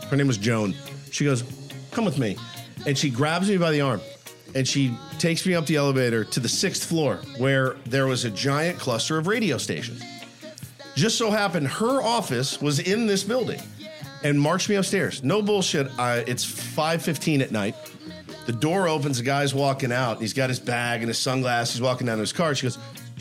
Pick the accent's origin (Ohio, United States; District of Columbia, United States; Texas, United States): Texas, United States; moved away as an adult; now in San Diego, United States; So I'm from Texas originally